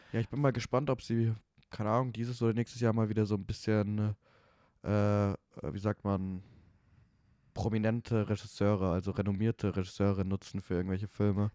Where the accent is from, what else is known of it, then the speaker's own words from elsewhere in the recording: Munich, Bavaria, Germany; moved away as an adult; now in Vienna, Austria; ich komme aus München